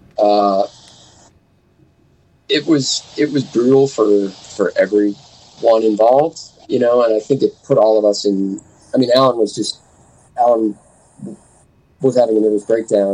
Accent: Duluth, Minnesota, United States; now in Minneapolis, United States; I grew up in Duluth, Minnesota

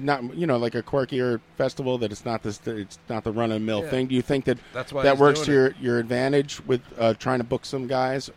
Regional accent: New York, United States; I'm from Queens.

